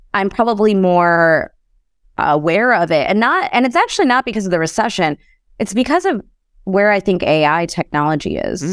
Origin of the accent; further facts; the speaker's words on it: Chicago, Illinois, United States; I grew up in Chicago